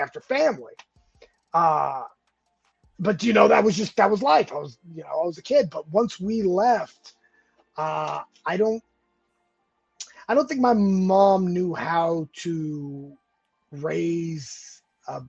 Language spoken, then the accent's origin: English; California, United States; moved away as an adult; also born or lived in Georgia; I was born and raised in California. I moved out to Georgia in 98